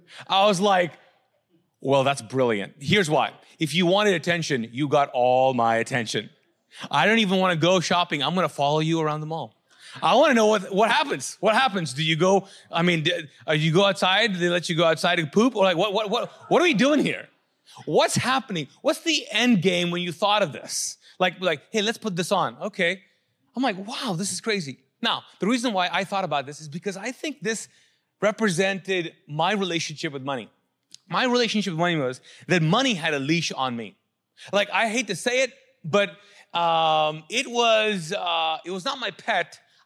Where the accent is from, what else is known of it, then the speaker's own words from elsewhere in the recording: Kuwait; moved away; I came from Kuwait as a refugee and I'd been through a war.